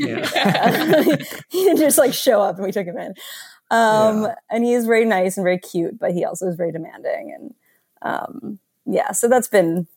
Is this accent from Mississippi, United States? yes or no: no; Madison, Wisconsin, United States; I grew up in Madison, which is why we moved back